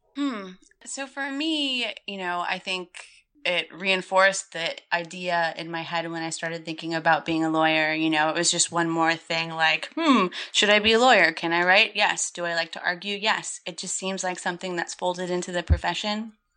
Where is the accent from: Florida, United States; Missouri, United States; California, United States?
Florida, United States; Gulfport; moved away as an adult; also born or lived in Chicago; I grew up in Gulfport, Florida, which is a really small town on the western coast of Florida on the Gulf of Mexico